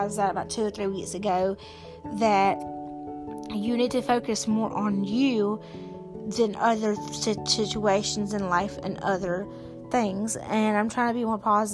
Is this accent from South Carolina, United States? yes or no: yes; South Carolina, United States; I grew up, I can't really say like where, but I grew up in South Carolina